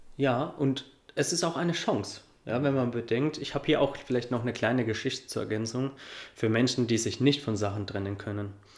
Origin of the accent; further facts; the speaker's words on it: Coburg, Bavaria, Germany; ich komme aus Coburg